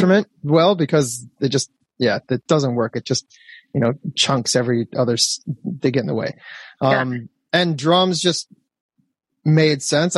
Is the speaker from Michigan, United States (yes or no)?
yes; Detroit, Michigan, United States; moved away as an adult; now in Los Angeles, United States; I grew up in Michigan in one of the tundras of the Midwest